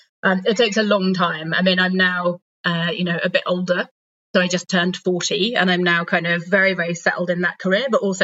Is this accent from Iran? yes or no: no; United Kingdom; moved away as an adult; also born or lived in Democratic Republic of the Congo / Sudan; now in Denmark; I'm British originally. I'm currently living in Denmark